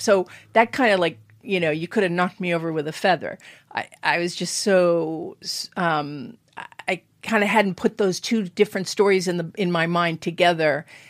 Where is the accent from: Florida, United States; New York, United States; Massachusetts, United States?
Massachusetts, United States; moved away as an adult; also born or lived in West Coast / South Orange, New Jersey; now in New Jersey, United States